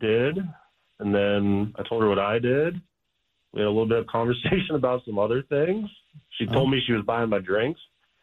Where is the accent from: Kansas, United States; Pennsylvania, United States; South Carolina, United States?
Pennsylvania, United States; I'm from Pennsylvania